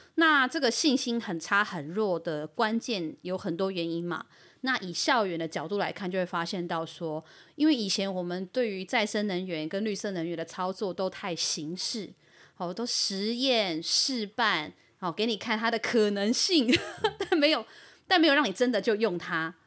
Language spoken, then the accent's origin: Chinese; Yilan County, Taiwan; 我们宜兰人跟核磁场的距离